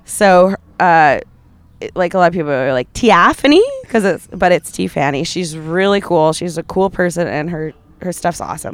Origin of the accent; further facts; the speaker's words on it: Calgary, Alberta, Canada; I come from Calgary